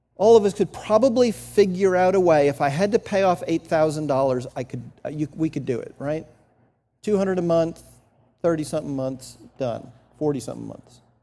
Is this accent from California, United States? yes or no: no; New Jersey, United States; moved away; I grew up in New Jersey